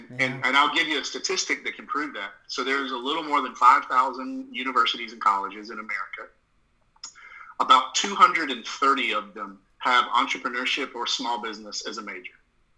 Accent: the South, United States; accent: Southern; which I found surprising given my Southern accent

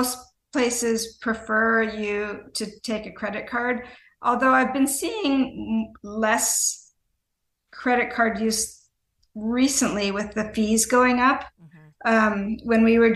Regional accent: United States; also born or lived in United Kingdom

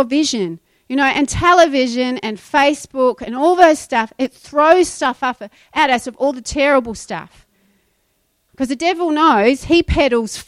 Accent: New Zealand; moved away; When I was growing up in New Zealand, if you left your shoes in the cupboard for more than a week, they would go moldy

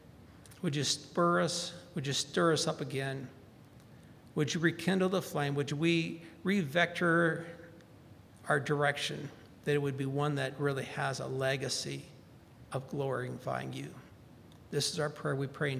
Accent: Valdosta, Georgia, United States; my hometown of Valdosta, Georgia, named a day after me

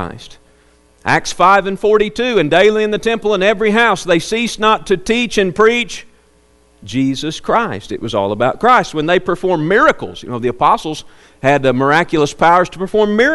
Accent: Arkansas, United States; now in Plainview; my hometown back in Arkansas

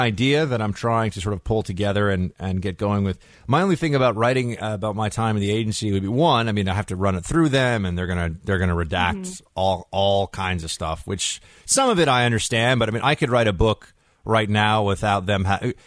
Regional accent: New York, United States; I'm a New Yorker.

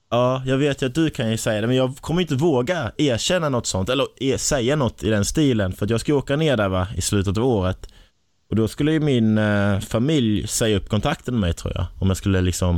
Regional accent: Kristianstad, Skåne, Sweden; accent: Scanian (skånska); moved away as an adult; now in Stockholm, Sweden; jag var där hemma i Kristianstad

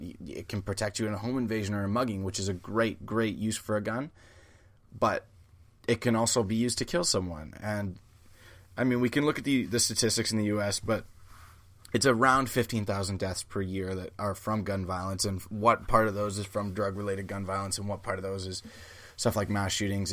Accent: Canada; I'm a Canadian

